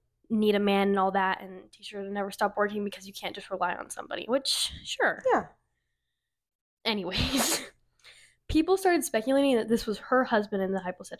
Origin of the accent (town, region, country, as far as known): Minnesota, United States